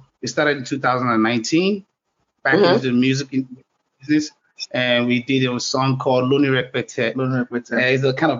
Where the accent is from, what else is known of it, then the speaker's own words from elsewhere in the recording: Lagos, Nigeria; now in United States; And then we're from Lagos, Nigeria.